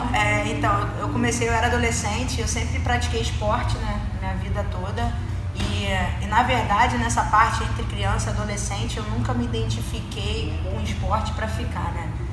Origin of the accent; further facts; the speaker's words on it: Rio de Janeiro, Brazil; moved away; sou do Rio